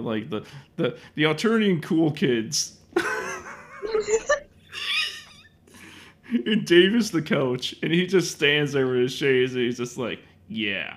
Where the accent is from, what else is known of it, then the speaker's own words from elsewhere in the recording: Chicago, Illinois, United States; I'm from Chicago